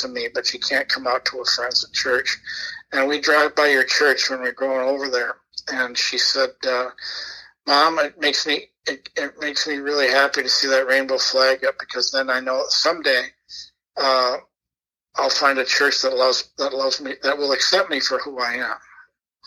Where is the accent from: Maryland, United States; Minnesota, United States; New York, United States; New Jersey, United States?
Minnesota, United States; Hopkins; I grew up in Hopkins, which started as a small town